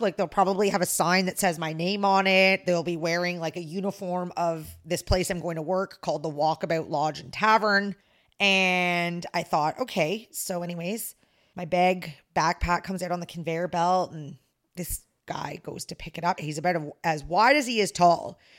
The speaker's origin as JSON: {"language": "English", "country": "Canada", "said": "I'm the Canadian"}